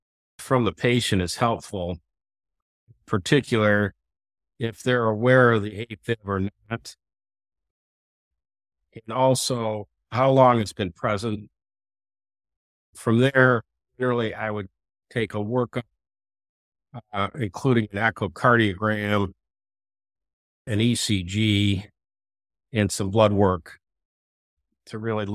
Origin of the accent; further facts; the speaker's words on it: New York, United States; I'm originally from Western New York. I grew up about an hour south of Buffalo in a large family.